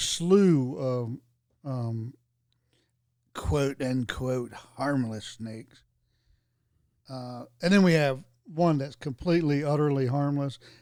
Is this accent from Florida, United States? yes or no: yes; Florida, United States; moved away; I was born in Florida, then lived there a long time